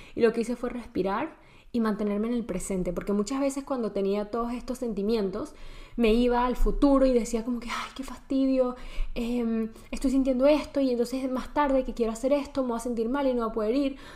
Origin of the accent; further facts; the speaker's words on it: Venezuela; moved away as an adult; also born or lived in Spain; crecí y nací en Venezuela, toda mi vida viví en Venezuela, hasta los 19 años